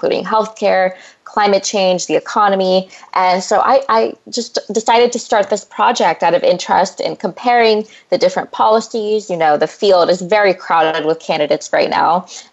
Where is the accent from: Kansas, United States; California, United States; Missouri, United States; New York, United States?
California, United States; moved away as an adult; also born or lived in Massachusetts; I'm from California, grew up in a farming family, and then I went away to Harvard for 4 years